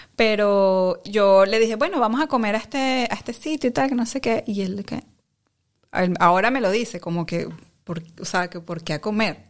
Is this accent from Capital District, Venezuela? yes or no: yes; Caracas, Capital District, Venezuela; moved away as an adult; now in Netherlands; yo soy de Caracas, de Caracas, Venezuela, eh, y bueno, toda mi vida crecí en Caracas